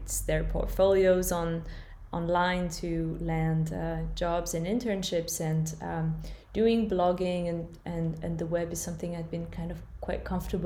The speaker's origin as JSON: {"language": "English", "country": "France", "tie": "born or raised there", "also_born_or_lived": "California, United States / London, United Kingdom / Berlin, Germany", "moved": "as an adult", "said": "I was born and raised in France, although I spent quite a few years living in California as a child"}